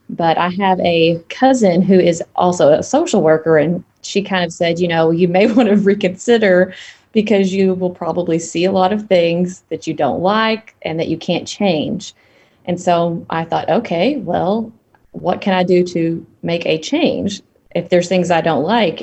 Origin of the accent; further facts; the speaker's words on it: Piggott, Arkansas, United States; Born and raised in Arkansas.